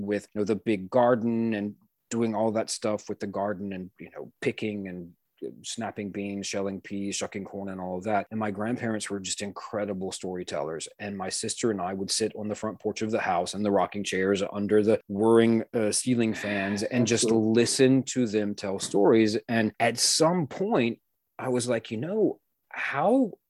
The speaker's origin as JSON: {"language": "English", "region": "Louisiana", "country": "United States", "first_language": "English", "said": "I will just say y'all because I'm from Louisiana"}